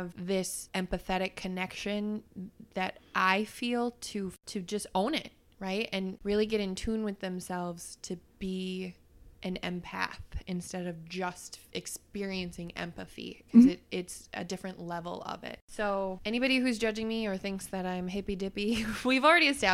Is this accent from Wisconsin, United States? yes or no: yes; Wisconsin, United States; we're from Wisconsin